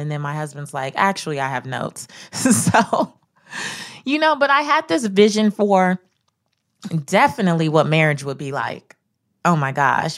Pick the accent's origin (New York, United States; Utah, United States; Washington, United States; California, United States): California, United States; Los Angeles; I grew up in South Central Los Angeles